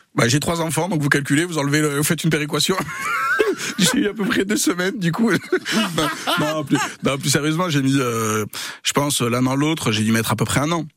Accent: Pau, Nouvelle-Aquitaine, France; moved away as an adult; also born or lived in Paris; je suis né j'ai grandi à Pau

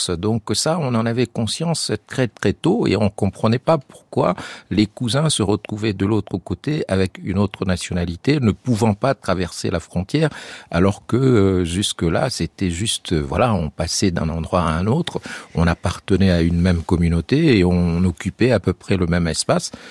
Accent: Chad; moved away; also born or lived in France; quand on est tchadien

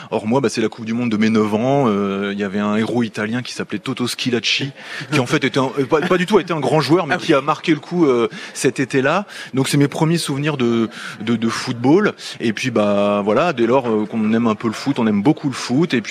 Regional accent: Sacy-le-Grand, Hauts-de-France, France; moved away as an adult; also born or lived in Amiens; je suis même originaire d'un petit village qui s'appelle sacy grand et qui est un village qui est très connu dans le coin puisqu'il y avait une boîte de nuit.

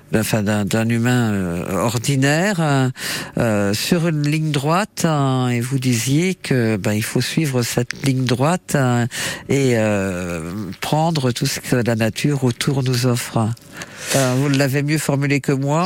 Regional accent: Creuse, Nouvelle-Aquitaine, France; chez nous en Creuse

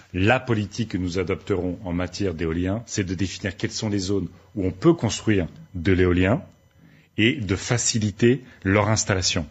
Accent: Aisne, Hauts-de-France, France; je viens de l'Aisne

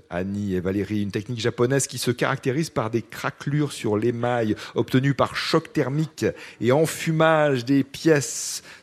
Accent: Corsica, France; now in Toulouse, France; Je suis corse, comme mon nom l'indique, et donc je vivais en Corse.

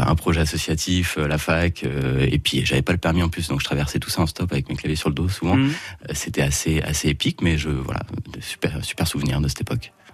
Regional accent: Yvelines, Île-de-France, France; moved away as an adult; also born or lived in Forterre; now in Auxerre, France; Comme la plupart de mes, confrères de Danakier, ben, on est tous originaires des Yvelines, voilà, les petits villages à l'ouest

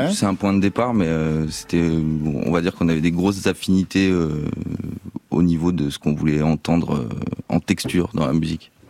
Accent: France; on est français que je sais même si j'ai un anglais correct

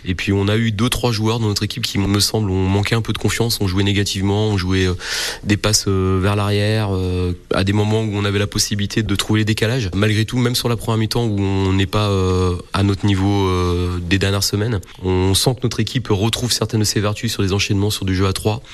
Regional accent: Bourgogne-Franche-Comté, France; et chez nous, en Franche-Comté

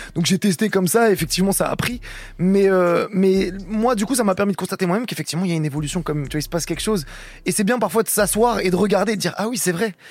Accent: Rouen, Normandy, France; je suis de Normandie, je suis de Rouen.

